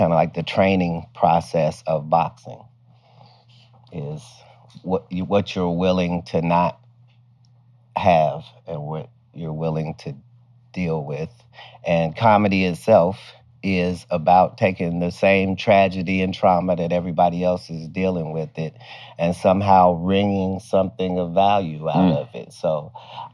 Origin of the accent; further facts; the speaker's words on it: Dayton, Ohio, United States; moved away; also born or lived in Cincinnati, Ohio / Oklahoma City / Sacramento / Oakland; I was born in Cincinnati. I was raised in Dayton